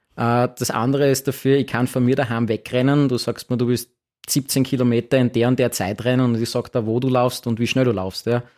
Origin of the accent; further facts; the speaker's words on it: Graz, Styria, Austria; Graz ist meine Heimatstadt